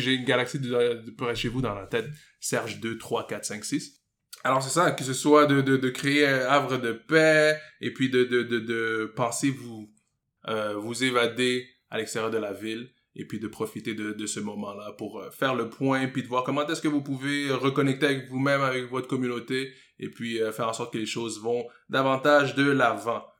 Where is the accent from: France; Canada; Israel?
Canada; Montreal, Quebec; j'ai grandi à Côte-des-Neiges, la section francophone de, Côte-des-Neiges